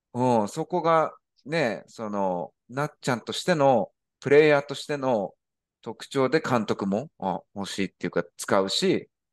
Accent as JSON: {"language": "Japanese", "country": "Japan", "moved": "yes", "said": "私も日本人として、まあ、外国人として、あの、海外に住んでるわけで"}